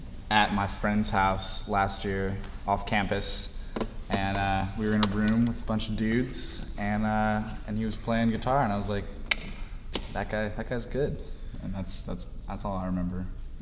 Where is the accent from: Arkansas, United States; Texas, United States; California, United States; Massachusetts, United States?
California, United States; Los Angeles; I'm from Los Angeles, California, like West LA, near Santa Monica in a place called Pacific Palisades.